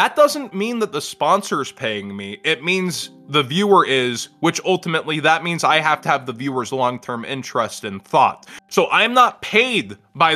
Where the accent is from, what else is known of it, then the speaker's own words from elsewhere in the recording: Texas, United States; I'm like Texan